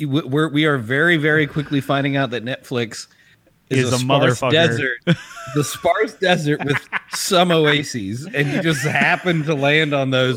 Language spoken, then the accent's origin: English; South Africa; I'm going to tell you right now, Charlize, as a South African, I am ashamed.